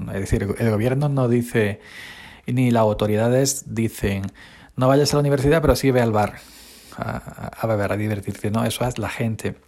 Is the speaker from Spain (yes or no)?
yes; Spain; somos un país mediterráneo de fiesta, sangre caliente, beber, disfrutar